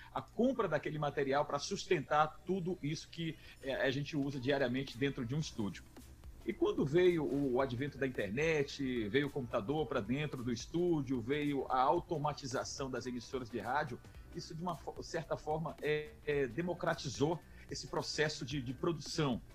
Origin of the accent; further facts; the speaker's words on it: Teresina, Piauí, Brazil; moved away as an adult; now in São Luís, Brazil; Eu eu sou natural de Teresina